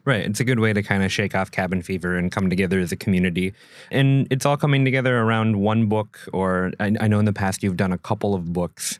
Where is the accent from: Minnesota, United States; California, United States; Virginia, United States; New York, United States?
Minnesota, United States; moved away; I'm from Minnesota